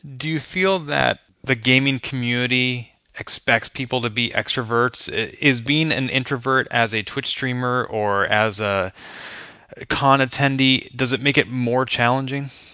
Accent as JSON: {"language": "English", "town": "Boston", "region": "Massachusetts", "country": "United States", "tie": "born or raised there", "said": "my hometown"}